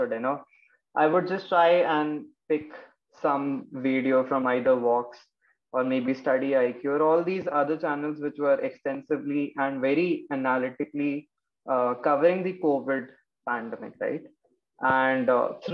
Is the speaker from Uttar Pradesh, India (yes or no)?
yes; Lucknow, Uttar Pradesh, India; now in Noida, India; I'm from Lucknow, Uttar Pradesh. Currently, I'm residing in Noida.